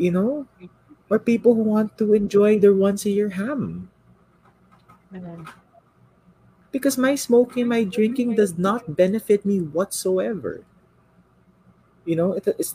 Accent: Philippines; I am Filipino

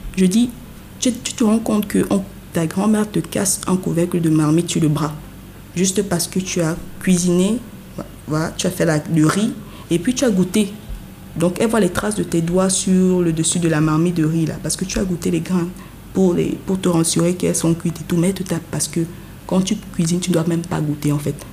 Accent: Yaoundé, Centre, Cameroon; moved away as an adult; now in Douala, Cameroon; je suis née à Yaoundé, j'ai grandi à Yaoundé jusqu'à un certain âge, avant de continuer mes études et tout, et maintenant de m'installer à Douala

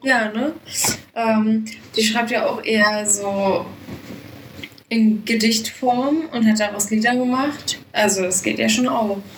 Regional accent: Munich, Bavaria, Germany; ich komme aus München

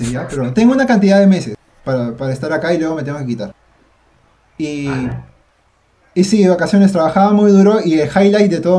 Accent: Peru; y siendo peruano, o sea, yo nacido acá.

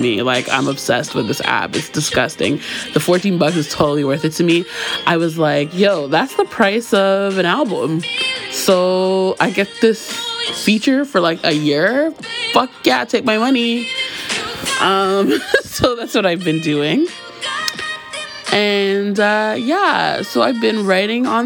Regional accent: Toronto, Ontario, Canada; my Toronto girl heart

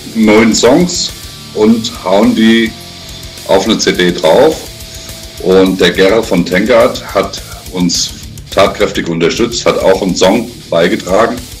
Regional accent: Frankfurt, Hesse, Germany; ich komme äh, ursprünglich mal aus Frankfurt und wohne jetzt in der Nähe von Frankfurt.

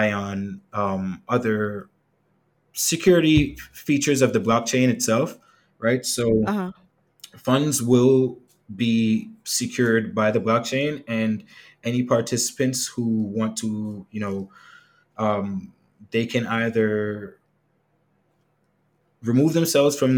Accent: United States; now in Jamaica; I grew up in the States

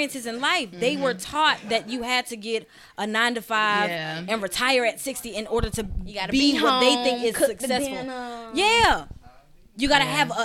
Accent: Columbia, South Carolina, United States; moved away as an adult; also born or lived in Charlotte, North Carolina / Virginia

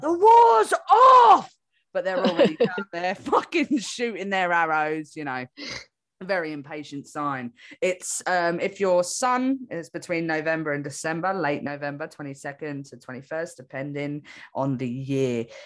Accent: England, United Kingdom; now in Australia; I'm from England and I live in Australia

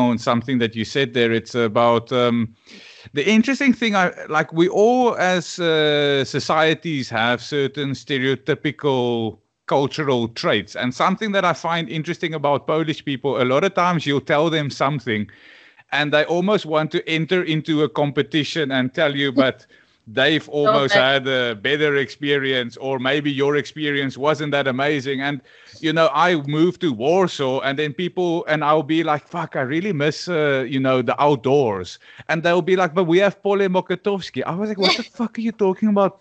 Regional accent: South Africa; I'm from Africa

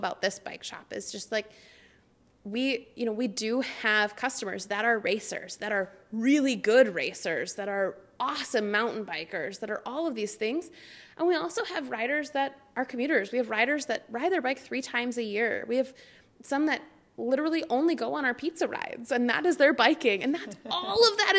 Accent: Zumbrota, Minnesota, United States; now in Fond du Lac, United States; I'm originally from Zumbrota, Minnesota, which is about an hour south of the Twin Cities.

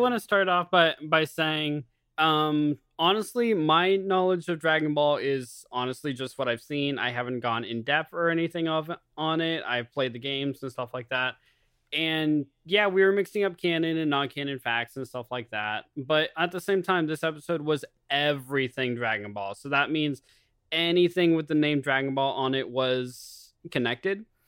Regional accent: United States; I am American

